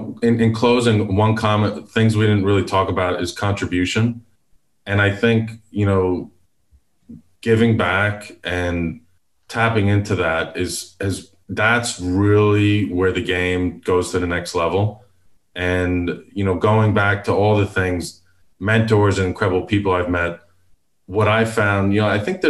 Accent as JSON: {"language": "English", "town": "Houston", "region": "Texas", "country": "United States", "said": "And I'm from Houston."}